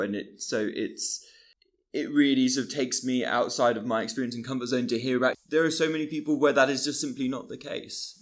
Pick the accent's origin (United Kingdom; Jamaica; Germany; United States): United Kingdom; Bristol, South West England; I grew up in Bristol in a, in a different place